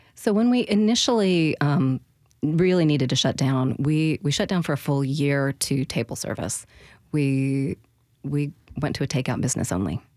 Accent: the Northwest, Pacific Northwest, United States; now in Nashville, United States; I grew up in the Northwest

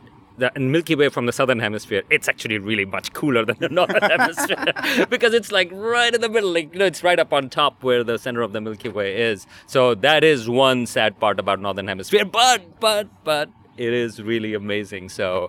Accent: Karachi, Sindh, Pakistan; moved away; I grew up in Karachi, which was like, you know, there was no dark sky over there, except when you had power breakdowns

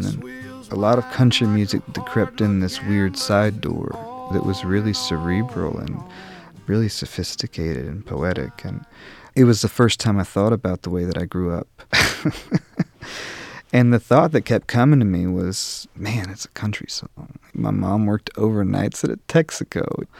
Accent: Tennessee, United States; also born or lived in New York; When I first moved back to Tennessee from New York, I had stripped myself of my accent.

